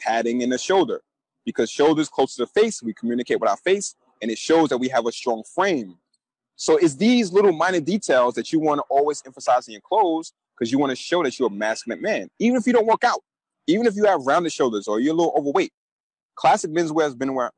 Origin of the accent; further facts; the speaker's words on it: New York City, New York, United States; A kid who's born and raised in Brooklyn, New York, you know, I came up in the 90s.